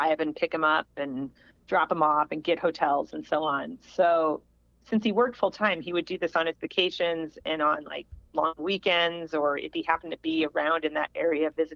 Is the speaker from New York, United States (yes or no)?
no; Springfield, Illinois, United States; born or raised there